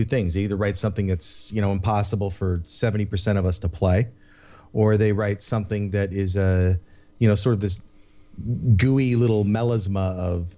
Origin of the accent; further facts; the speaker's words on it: United States; we're American.